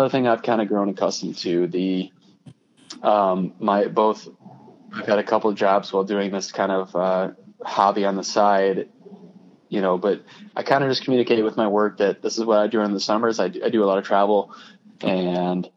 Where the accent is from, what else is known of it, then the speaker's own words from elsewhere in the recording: Minnesota, United States; I'm from Minnesota.